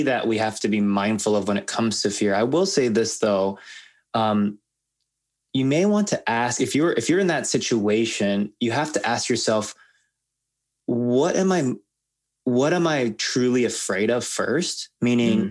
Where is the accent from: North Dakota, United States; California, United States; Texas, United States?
California, United States; Los Angeles; I'm Asian American. My parents immigrated from Korea and I was born